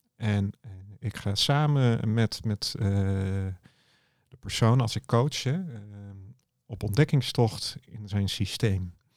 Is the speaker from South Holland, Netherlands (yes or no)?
yes; Dordrecht, South Holland, Netherlands; ik kom uit Dordrecht en mijn kantoor zit in Papendrecht, net over de rivier.